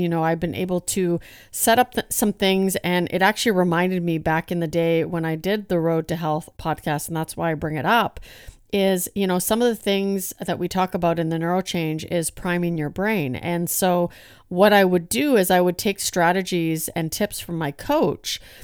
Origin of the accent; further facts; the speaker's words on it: Hinton, Alberta, Canada; I am from Hinton, Alberta